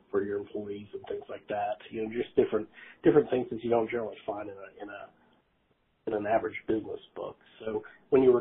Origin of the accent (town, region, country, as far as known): Southern Ohio, United States; now in Raleigh, United States